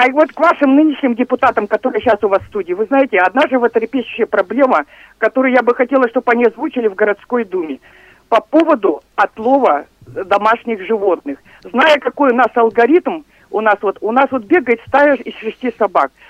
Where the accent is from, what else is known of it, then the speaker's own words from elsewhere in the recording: Irkutsk, Irkutsk Oblast, Russia; Что касается землетрясения, я как иркутянка помню разные землетрясения и 2008 года